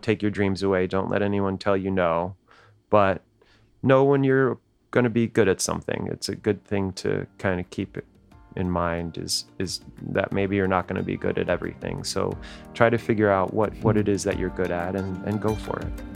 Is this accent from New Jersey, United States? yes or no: yes; New Jersey, United States; we didn't really have that these Brooklyn accents, 'cause we grew up in New Jersey